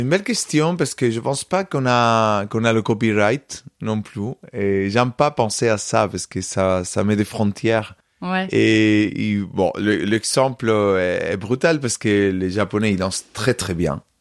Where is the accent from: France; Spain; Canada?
Spain; Córdoba, Andalusia; French is a second language; moved away; je suis né à Cordoue, j'ai grandi à Cordoue